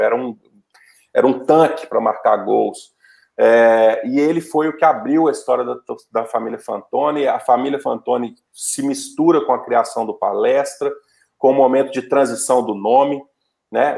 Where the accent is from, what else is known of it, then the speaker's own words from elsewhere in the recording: Mariana, Minas Gerais, Brazil; eu sou de Mariana